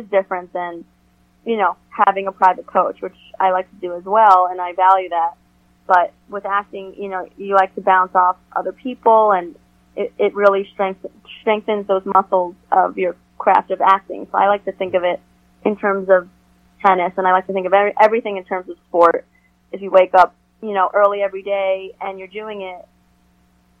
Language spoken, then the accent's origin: English; New York, United States; as a New Yorker